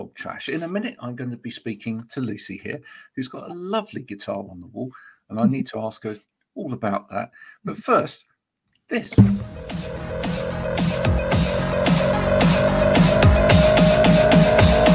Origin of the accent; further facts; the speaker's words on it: Bedford, East of England, United Kingdom; moved away as an adult; when I moved from Bedford, where I grew up, to university up in the northeast of England